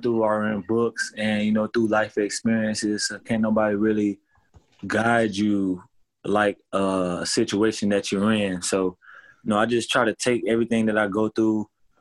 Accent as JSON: {"language": "English", "town": "Miami", "region": "Florida", "country": "United States", "moved": "yes", "lives_now": "Los Angeles, United States", "said": "I'm in LA. I'm from Miami"}